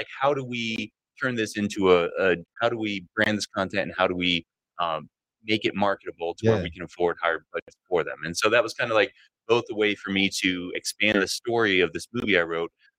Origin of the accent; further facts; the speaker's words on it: Gilbert, Arizona, United States; moved away as an adult; also born or lived in Tucson, Arizona / Los Angeles / Purdue University, Indiana; I was born in Tucson, raised in Phoenix